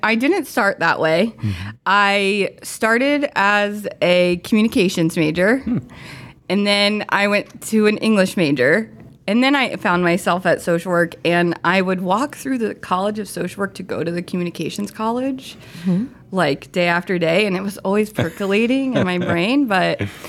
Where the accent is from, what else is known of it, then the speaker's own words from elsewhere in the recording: Crystal River, Florida, United States; Okay, so I am from the Tampa Bay area originally. I'm actually from Crystal River, Florida, up in Citrus County.